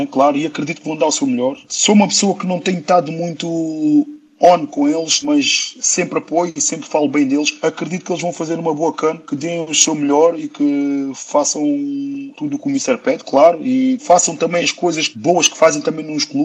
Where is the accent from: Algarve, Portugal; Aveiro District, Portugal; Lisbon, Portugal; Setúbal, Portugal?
Lisbon, Portugal; born there; Eu nasci em Lisboa, Lisboa foi uma terra que me acolheu bastante bem, mas todos sabemos que Lisboa é mais movimentado, é mais barulho, é mais estresses